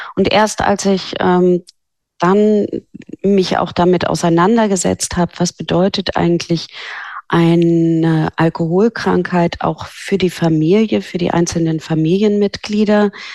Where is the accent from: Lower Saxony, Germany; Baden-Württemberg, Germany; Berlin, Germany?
Lower Saxony, Germany; Norderney; moved away as an adult; also born or lived in Hamburg; Ich bin auf Norderney aufgewachsen